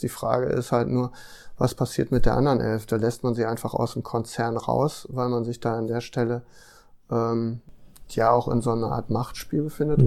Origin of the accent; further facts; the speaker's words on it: Ruhr area, North Rhine-Westphalia, Germany; ich komme zum Beispiel aus einem, aus einem Ruhrgebiet